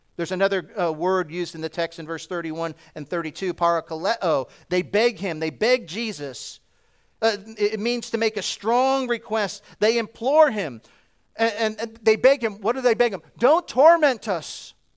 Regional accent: New Jersey, United States; I'm from New Jersey. We talk a bit fast.

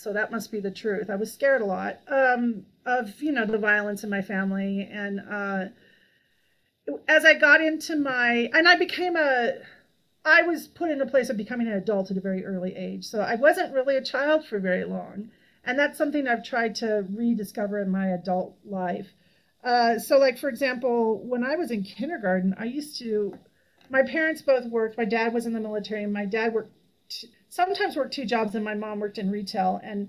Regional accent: Colorado, United States; also born or lived in Nevada / California / Hawaii; I was born in Nevada, then we moved to California, then we moved to Colorado. Then we moved to Hawaii. That was our overseas tour. We could have gone to Belgium, but no, we went to Hawaii. And then I moved back to Colorado.

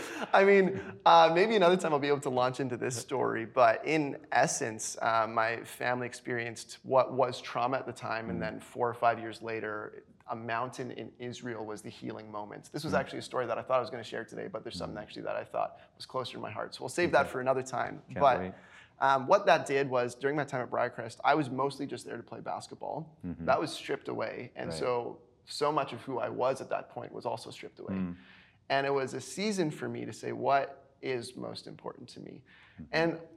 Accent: Weyburn, Saskatchewan, Canada; born there; Yeah, so I'm a pastor's kid. So we did a little bit of moving. I was born in small town of Weyburn, Saskatchewan.

